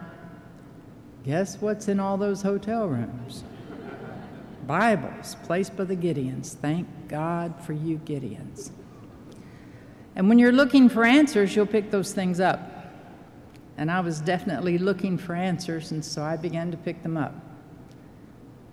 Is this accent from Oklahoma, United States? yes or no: yes; Oklahoma City, Oklahoma, United States; moved away as an adult; also born or lived in Florida; went back to my hometown of Oklahoma City